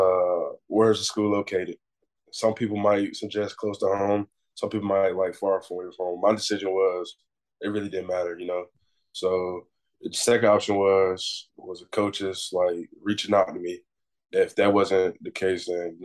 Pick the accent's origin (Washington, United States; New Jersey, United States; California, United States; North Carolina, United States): North Carolina, United States; Rocky Mount; I'm from Rocky Mount